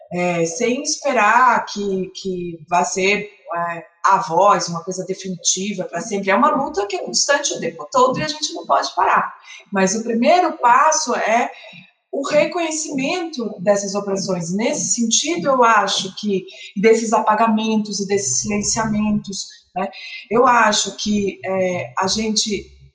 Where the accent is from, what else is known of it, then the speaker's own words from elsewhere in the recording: Salvador, Bahia, Brazil; eu sou de Salvador